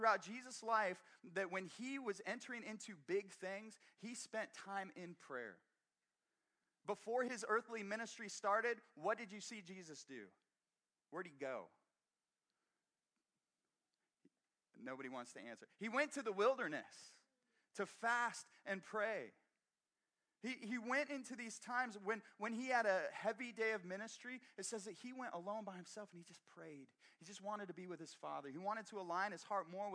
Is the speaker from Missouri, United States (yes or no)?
yes; Brashear, Missouri, United States; moved away; I grew up in Brashear, Missouri. Outside of Brashear, Missouri